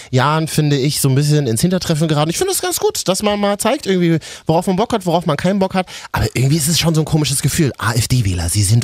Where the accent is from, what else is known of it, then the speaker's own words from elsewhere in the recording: Berlin, Germany; Ich bin in Berlin groß geworden. Ich habe in Neukölln, da wo 80 äh, Prozent äh, äh, keine Deutschen sind, nie Probleme, mein ganzes Leben lang nicht gehabt.